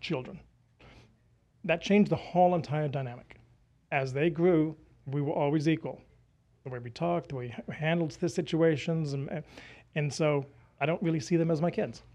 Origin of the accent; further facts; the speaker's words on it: United Kingdom; moved away as an adult; now in United States; I'm British